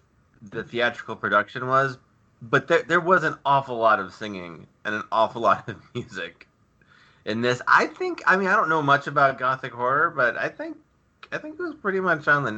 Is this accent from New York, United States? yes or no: no; Cleveland, Ohio, United States; I grew up in Cleveland